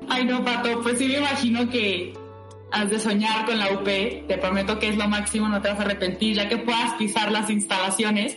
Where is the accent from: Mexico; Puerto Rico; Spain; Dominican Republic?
Mexico; Monterrey, Nuevo León; moved away as an adult; now in Mexico City, Mexico; soy de Monterrey, me vine a la Ciudad de México hace cinco años a empezar la carrera de comunicación.